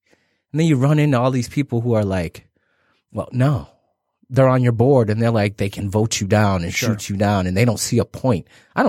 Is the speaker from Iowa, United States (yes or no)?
no; Detroit, Michigan, United States; I grew up on Plymouth and Evergreen. Mm-hmm. My house is no longer there. After that, we lived in Brightmoor.